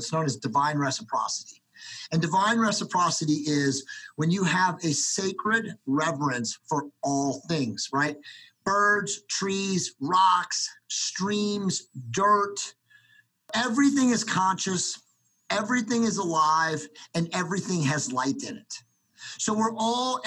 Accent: Cincinnati, Ohio, United States; I was born in Cincinnati, Ohio in 1971

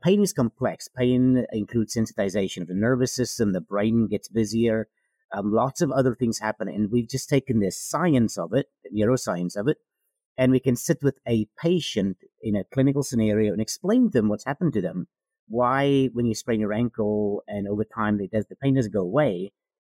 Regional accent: South Africa; moved away as an adult; now in United States; I am from South Africa originally.

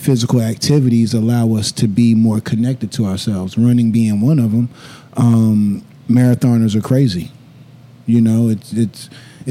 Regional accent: the South, United States; growing up in the South and growing up in church

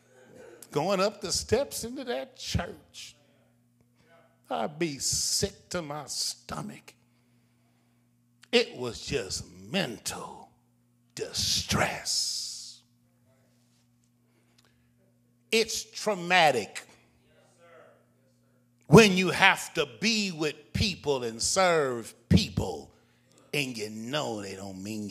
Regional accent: Richmond, Virginia, United States; I'm from Richmond

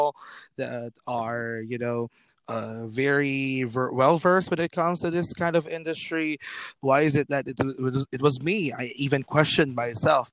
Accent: Roxas City, Western Visayas, Philippines; I'm on air in my hometown in Roja City in the province of Capiz

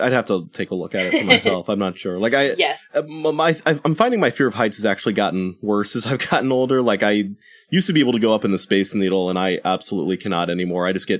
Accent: St. Louis, Missouri, United States; I grew up in St. Louis

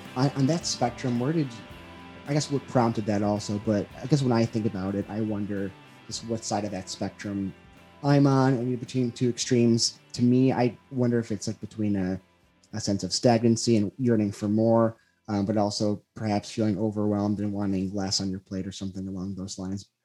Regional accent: Chicago, Illinois, United States; I grew up on the South side

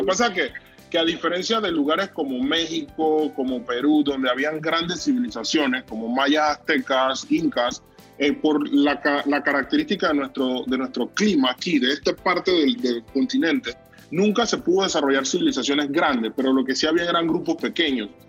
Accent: Panama City, Panama; yo nací en Calle Cuarta Río Abajo, un barrio con una, un bagaje cultural muy grande

